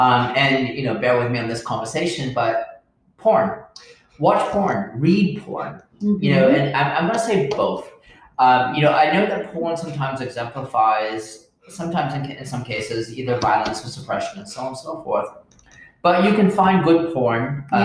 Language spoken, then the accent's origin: English; United Kingdom; I know, but I'm a Brit.